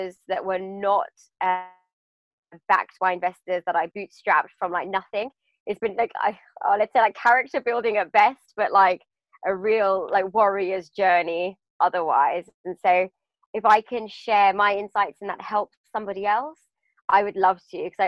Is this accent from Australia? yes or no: no; United Kingdom; also born or lived in London; I grew up just outside of London.